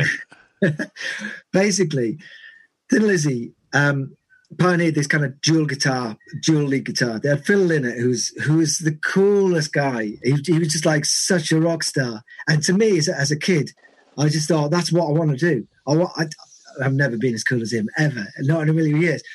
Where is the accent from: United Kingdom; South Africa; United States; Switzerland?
United Kingdom; Carlisle, North West England; where I grew up was in in Carlisle